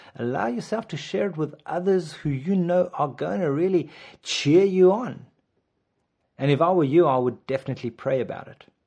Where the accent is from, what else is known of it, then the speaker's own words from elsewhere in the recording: South Africa; I'm South African.